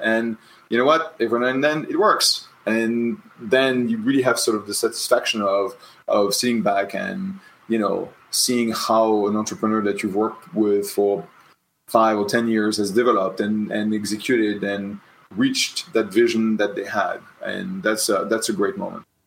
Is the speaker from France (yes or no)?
yes; Tours, Centre-Val de Loire, France; moved away; I was born in the Loire Valley in Tours